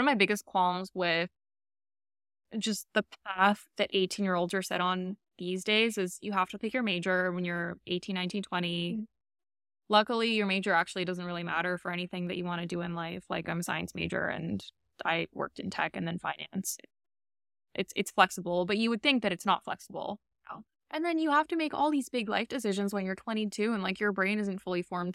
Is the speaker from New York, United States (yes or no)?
yes; New York City, New York, United States; also born or lived in Albania; now in Miami, United States; I grew up in Queens